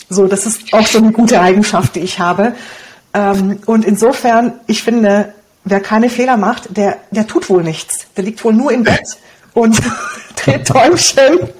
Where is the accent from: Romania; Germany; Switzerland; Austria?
Romania; first language Hungarian; German is a second language; Also ich Deutsch war ja nicht meine Muttersprache, wir kommen aus Rumänien, meine Muttersprache ist Ungarisch und dann Deutsch zu lernen, das war echt nicht so einfach für mich.